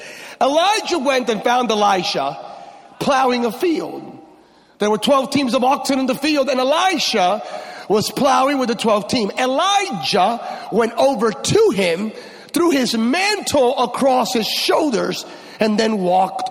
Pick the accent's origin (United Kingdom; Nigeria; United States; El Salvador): United States; California; I come from California, y'all Texas. I'm from California